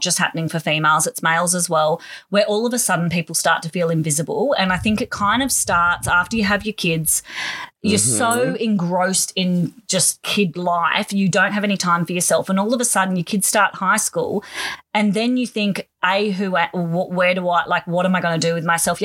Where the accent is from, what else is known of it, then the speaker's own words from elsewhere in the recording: Donvale, Victoria, Australia; most of my life we grew up in Don Vale, where my parents still are.